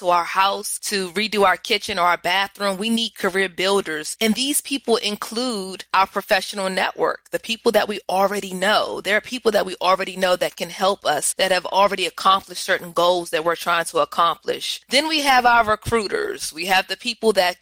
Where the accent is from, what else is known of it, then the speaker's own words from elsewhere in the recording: Washington, District of Columbia, United States; I am from the Washington, D.C. area